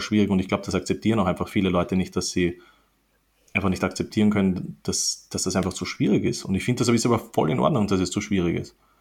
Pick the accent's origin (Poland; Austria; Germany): Austria; bei uns in Österreich